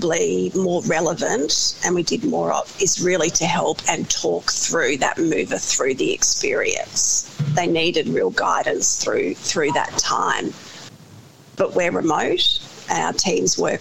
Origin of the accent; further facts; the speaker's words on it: Hampton, Victoria, Australia; now in South Australia, Australia; growing up in Hampton, it was beautiful